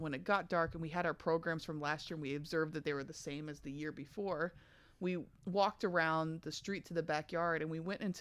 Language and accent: English; Kentucky, United States; I'm from Kentucky